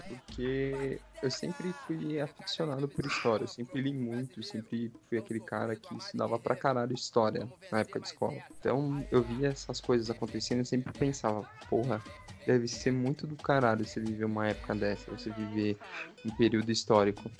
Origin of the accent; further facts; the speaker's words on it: São Paulo, Brazil; eu sou da Zona Leste